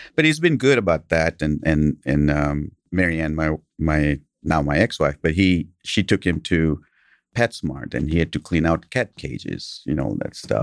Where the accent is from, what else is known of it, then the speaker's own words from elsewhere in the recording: Kenya; English is a second language; now in United States; I grew up in Kenya